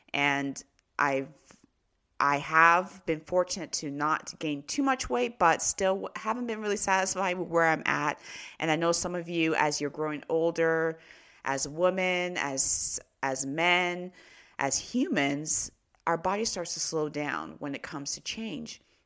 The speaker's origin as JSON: {"language": "English", "country": "Canada", "tie": "born or raised there", "also_born_or_lived": "Nigeria (ancestry)", "said": "I was born in Canada"}